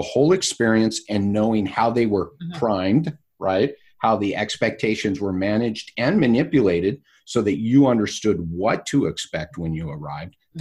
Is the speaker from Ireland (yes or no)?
no; California, United States; accent: California; my California accent